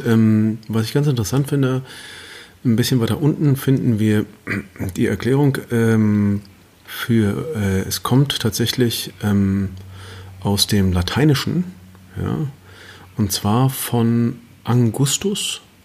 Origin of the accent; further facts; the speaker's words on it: Germany; wir Deutschen